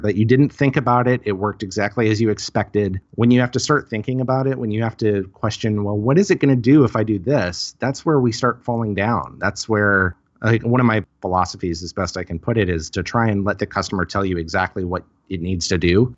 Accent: Highland, Illinois, United States; moved away as an adult; also born or lived in Cape Girardeau, Missouri / Saint Louis, Missouri; now in Seattle, United States; I'm from Highland, Illinois. Grew up there

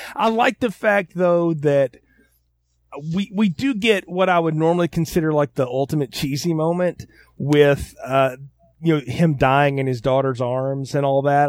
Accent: the South, United States; I'm from the South

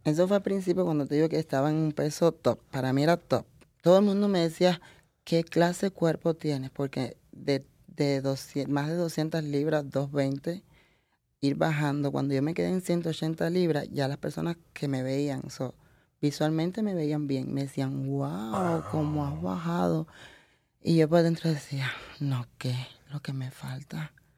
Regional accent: Camagüey, Cuba; moved away as an adult; also born or lived in Italy; now in United States; soy camagüeyana y vengo de una provincia totalmente arrocera

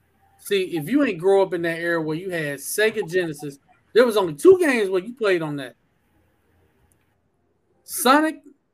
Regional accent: Omaha, Nebraska, United States; I'm from Omaha, Nebraska, but I've always been a Gators fan

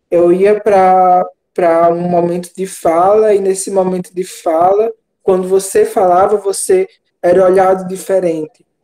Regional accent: Northeast Region, Brazil; Eu sou do Nordeste, Nico é do Sul.

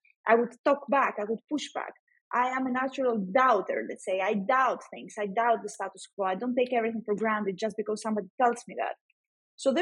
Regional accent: Greece; also born or lived in Athens; in Greece, we have these exams in order to join the university

